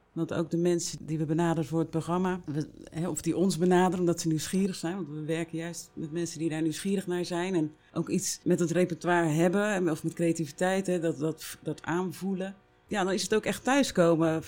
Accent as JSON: {"language": "Dutch", "town": "Rotterdam", "region": "South Holland", "country": "Netherlands", "said": "Ik kom uit Rotterdam"}